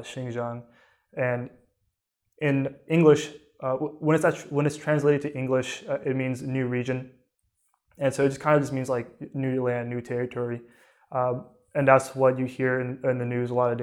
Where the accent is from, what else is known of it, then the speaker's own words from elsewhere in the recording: United States; I was born in the United States, so I was born a citizen